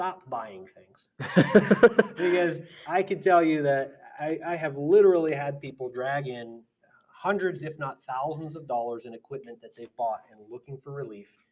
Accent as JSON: {"language": "English", "country": "United States", "said": "I'm an American"}